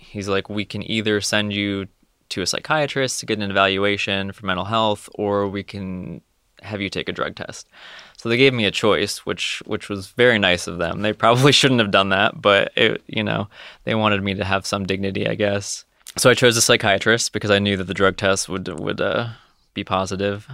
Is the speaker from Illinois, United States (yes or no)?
no; Connecticut, United States; moved away as an adult; now in Ohio, United States; I'm originally from Connecticut